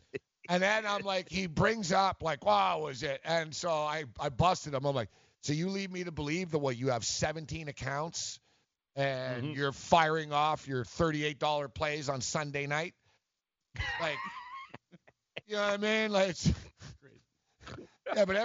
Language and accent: English; Canada; now in United States; I'm Canadian